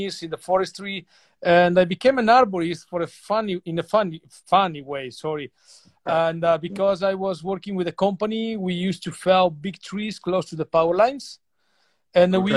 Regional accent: Grado, Friuli-Venezia Giulia, Italy; English is a second language; I was born in Grado, which is a small island

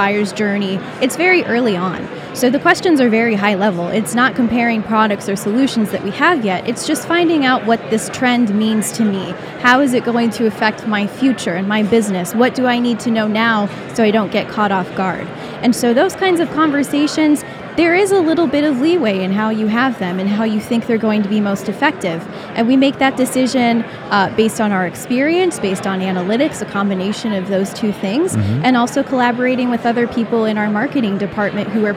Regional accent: Michigan, United States; moved away as an adult; also born or lived in Boston, Massachusetts; I was born and raised in Michigan, went to university in Michigan

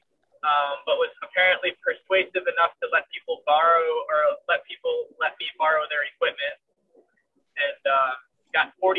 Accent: New Jersey, United States; moved away as an adult; now in Florida, United States; I grew up in New Jersey and moved to Florida to teach people how to fly paramotors

